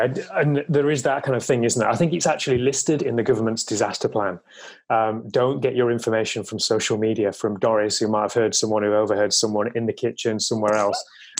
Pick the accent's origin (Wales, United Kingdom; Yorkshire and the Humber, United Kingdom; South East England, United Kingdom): Yorkshire and the Humber, United Kingdom; Leeds; That is true, yeah. We do like to be a bit opinionated, let's face it. And, you know, to be fair, in the north, we probably have a bit more immunity to it as well